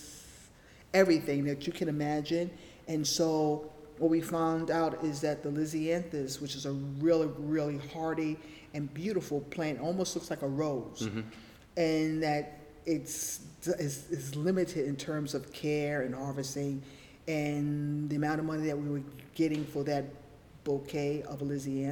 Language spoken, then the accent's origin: English; New York City, New York, United States; also born or lived in Harlem, New York City / Bronx, New York City; I've lived in New York City all my life. I grew up in the Lower East Side in the projects, Jacob Riis houses